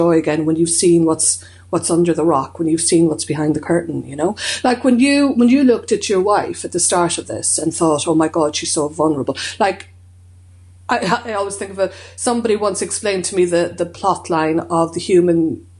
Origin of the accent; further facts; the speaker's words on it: Ireland; growing up in Ireland